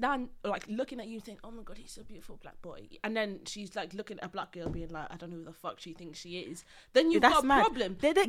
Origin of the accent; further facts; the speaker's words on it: Wales, United Kingdom; I grew up in Wales.